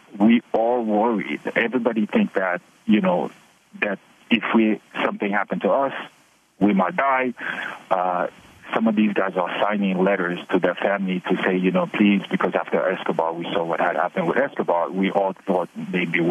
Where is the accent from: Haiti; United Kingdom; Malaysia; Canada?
Haiti; now in United States; I'm a legal permanent resident for 30 years. I was born in Haiti.